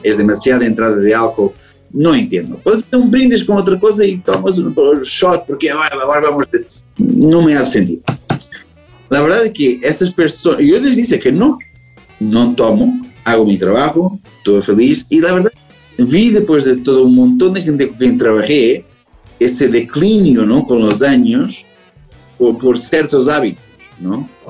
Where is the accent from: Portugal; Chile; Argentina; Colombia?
Portugal; Spanish is a second language; now in Amsterdam, Netherlands; soy portugués